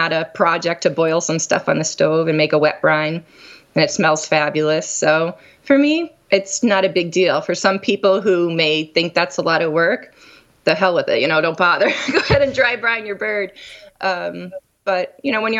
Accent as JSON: {"language": "English", "town": "Scranton", "region": "Pennsylvania", "country": "United States", "tie": "born or raised there", "moved": "yes", "said": "I grew up in Pennsylvania, Scranton, Pennsylvania"}